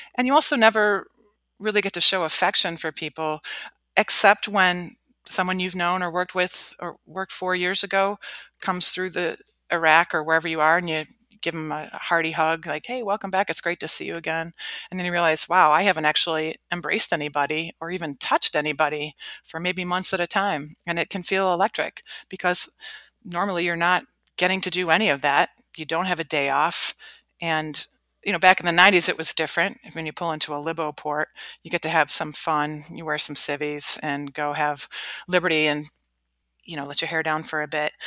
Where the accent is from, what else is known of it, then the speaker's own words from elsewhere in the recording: Cleveland, Ohio, United States; moved away as an adult; I grew up in Cleveland, Ohio, lived a pretty sheltered life, middle class